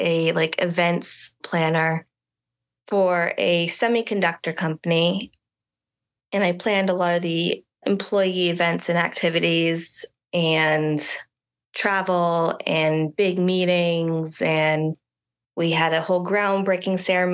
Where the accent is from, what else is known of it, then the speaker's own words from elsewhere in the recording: Richmond, Virginia, United States; also born or lived in Starkville, Mississippi; I grew up in the Richmond, Virginia area, which is where I call home.